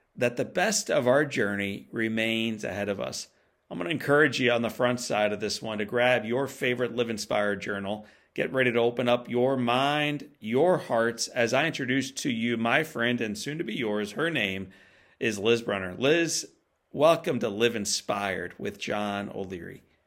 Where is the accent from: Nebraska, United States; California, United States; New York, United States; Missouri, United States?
Missouri, United States; St. Louis; my hometown of St. Louis is an awesome baseball town.